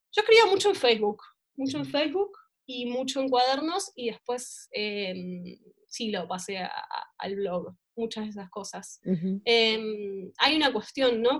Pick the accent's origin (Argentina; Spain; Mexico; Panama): Argentina; La Matanza, Buenos Aires Province; nací, nací en Capital Federal, pero viví toda mi vida en La Matanza, de hecho vivo en La Matanza hoy por hoy